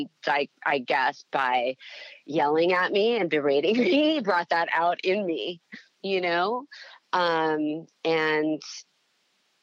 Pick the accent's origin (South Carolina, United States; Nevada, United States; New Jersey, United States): Nevada, United States; Las Vegas; I grew up in Las Vegas